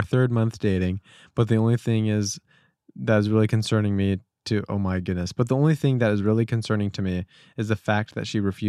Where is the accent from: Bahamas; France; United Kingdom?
United Kingdom; moved away as an adult; now in Chicago, United States; And I'm also British. It's my background. That's why I call it university and not college.